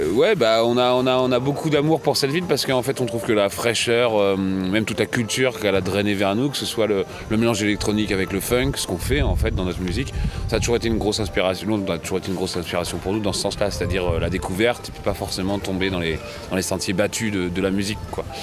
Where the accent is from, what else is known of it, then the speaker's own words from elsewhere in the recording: France; also born or lived in Normandy; producteur français, vivant en Normandie